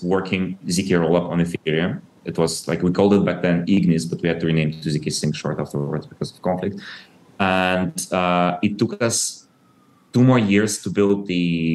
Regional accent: Ukraine; I was born in Soviet Ukraine and I grew up after the collapse of Soviet Union.

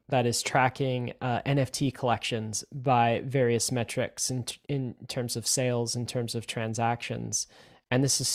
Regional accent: Toronto, Ontario, Canada; I grew up in Canada in the Toronto area

